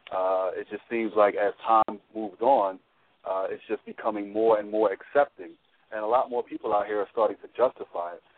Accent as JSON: {"language": "English", "town": "Philadelphia", "region": "Pennsylvania", "country": "United States", "tie": "born or raised there", "said": "born and raised in Philly"}